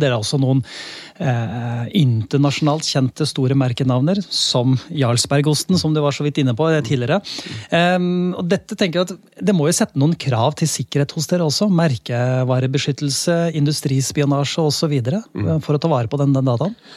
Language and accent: Norwegian; Lier, Buskerud, Norway; jeg er fra Lier